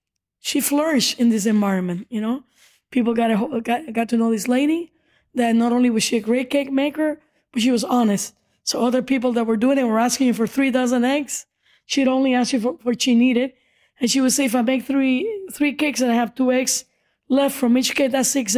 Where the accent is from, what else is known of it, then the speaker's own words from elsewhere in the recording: Cuba; now in United States; We came from Cuba in 1971 as immigrants. And she started this business back in Cuba, where it was illegal to have a private business.